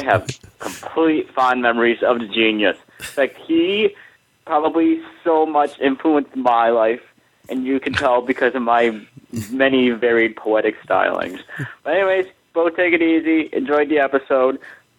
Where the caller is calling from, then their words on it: Michigan, United States; I am stuck in blizzard-laden, frozen north of Michigan.